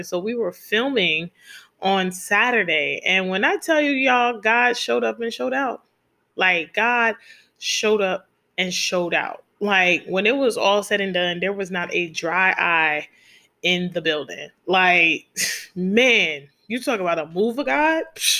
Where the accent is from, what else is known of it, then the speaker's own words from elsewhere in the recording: New York City, New York, United States; now in DMV area, United States; but then I also want to do one in my hometown. Shout out to New York City, and definitely want to do one here in the DMV area as well.